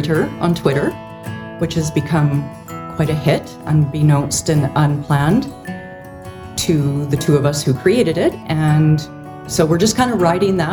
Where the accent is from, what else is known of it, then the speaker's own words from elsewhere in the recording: Canada; as a Canadian